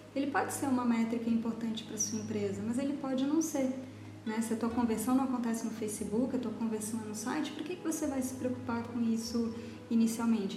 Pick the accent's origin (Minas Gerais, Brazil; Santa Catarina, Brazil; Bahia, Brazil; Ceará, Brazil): Santa Catarina, Brazil; Florianópolis; also born or lived in São Paulo; eu sou aqui de Florianópolis